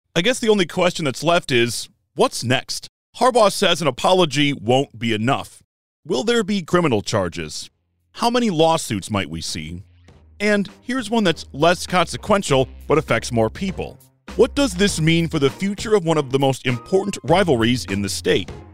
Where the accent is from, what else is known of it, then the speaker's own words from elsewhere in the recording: Detroit, Michigan, United States; Growing up in Metro Detroit in a house that was not divided